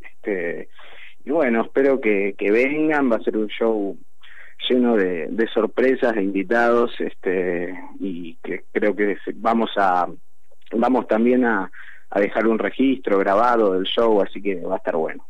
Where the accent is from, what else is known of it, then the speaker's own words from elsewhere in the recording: Argentina; en la Delio somos todos argentinos